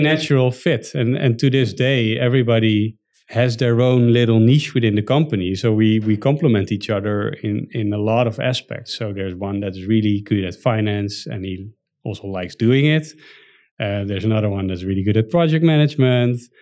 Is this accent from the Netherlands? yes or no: yes; Netherlands; As a Dutch citizen